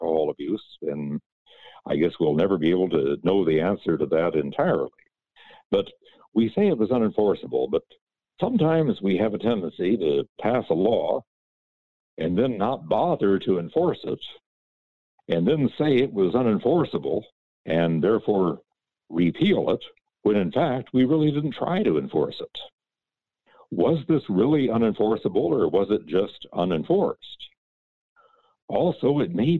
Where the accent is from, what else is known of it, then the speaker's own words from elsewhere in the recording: Sioux City, Iowa, United States; I was growing up in Sioux City, Iowa